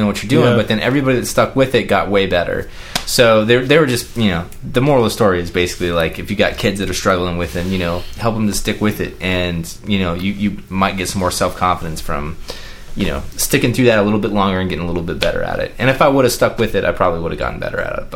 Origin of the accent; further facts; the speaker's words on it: United States; growing up in America as a boy